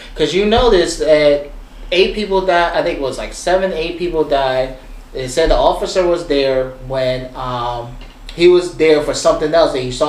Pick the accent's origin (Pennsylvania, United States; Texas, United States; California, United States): Pennsylvania, United States; Philadelphia; I'm born and raised in Philly.